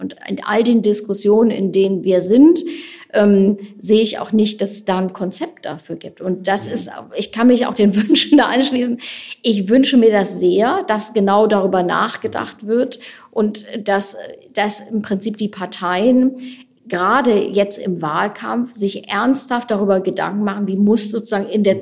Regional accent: Wuppertal, North Rhine-Westphalia, Germany; moved away; Ich habe auch ein paar Jahre mal im Kommunalparlament gesessen in meiner alten Heimatstadt

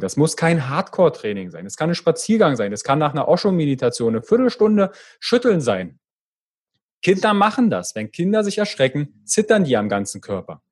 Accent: Fürstenwalde, Brandenburg, Germany; accent: Berlinerisch; ich komme ja aus der Ecke äh, Fürstenwalde, also da kommt manchmal so ein bisschen das Berlinerische durch

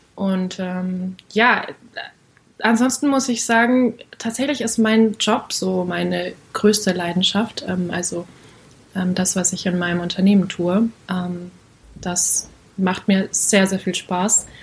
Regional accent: North Rhine-Westphalia, Germany; now in Cologne, Germany; ich komme aus Köln, ähm, nicht gebürtig, aber trotzdem in Nordrhein-Westfalen aufgewachsen

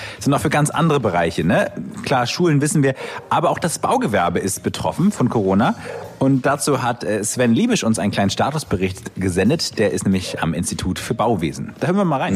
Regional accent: Kiel, Schleswig-Holstein, Germany; mich als Kieler Jung

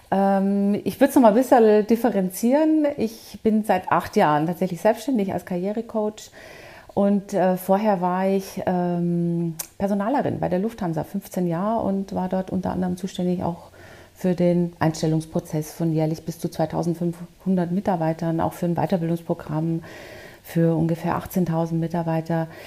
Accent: Bavaria, Germany; born there; accent: Bavarian; Also man hört es, man hört es tatsächlich. So ganz kriegt man das nie raus als Bayerin. Aber ich war ja auch im Ausland

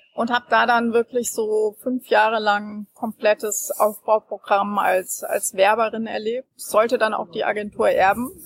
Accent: Frankfurt, Hesse, Germany; in meiner Heimatstadt Frankfurt.

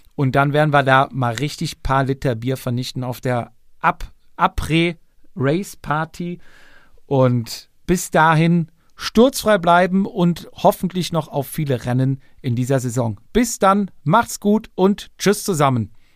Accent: West Germany, Germany; darf ich das sagen als Wessi

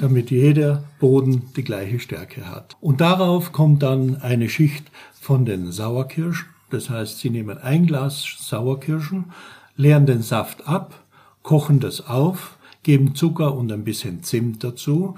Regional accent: St. Paul im Lavanttal, Carinthia, Austria; born or raised there; now in Black Forest, Germany

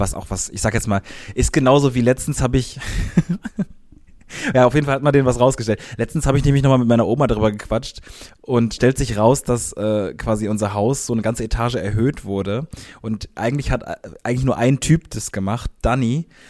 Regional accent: Cologne area, North Rhine-Westphalia, Germany; an unserer, da wo wir aufgewachsen sind.

